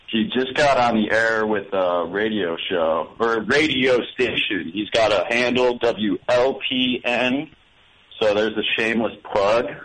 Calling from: Chicago, Illinois, United States; I'm calling you from Chicago, Illinois.

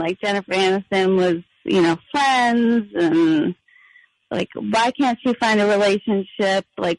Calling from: Chester County, Pennsylvania, United States; I'm calling from Chester County.

